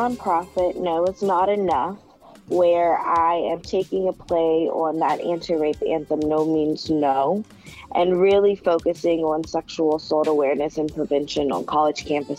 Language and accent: English; Charlotte, North Carolina, United States; also born or lived in Denver, North Carolina; So I am originally from Charlotte, North Carolina. I moved to Denver, North Carolina in the eighth grade. So I consider both Charlotte and Denver home. I went to Lake Norman Charter High School